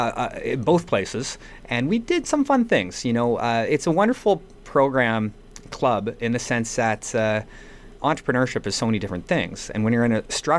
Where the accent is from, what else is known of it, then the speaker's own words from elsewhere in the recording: Vancouver, British Columbia, Canada; moved away; also born or lived in Wolfville, Nova Scotia; I'm originally from the West Coast, from Vancouver